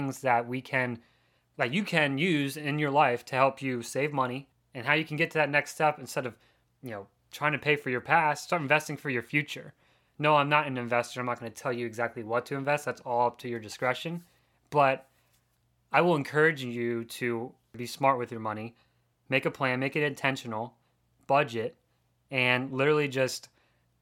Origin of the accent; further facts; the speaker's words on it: Pennsylvania, United States; I grew up in Pennsylvania